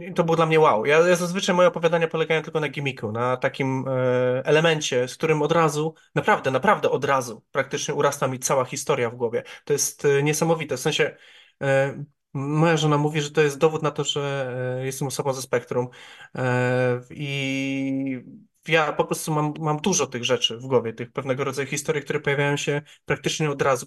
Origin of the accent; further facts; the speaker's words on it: Ujście, Greater Poland, Poland; also born or lived in Poznań; w Ujściu, czyli w mojej rodzinnej miejscowości